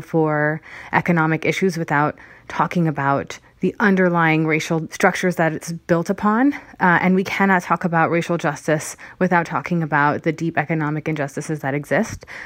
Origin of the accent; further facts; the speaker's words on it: Hemet, California, United States; also born or lived in Berkeley, California; I grew up in Hemet, which is in Riverside County